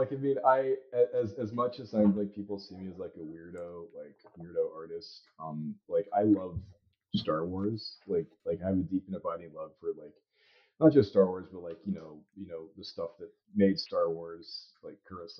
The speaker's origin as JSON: {"language": "English", "region": "Arizona", "country": "United States", "tie": "born or raised there", "said": "Most of my childhood was spent in Arizona. Tucson and Phoenix and Chandler. I grew up in the desert in the suburbs"}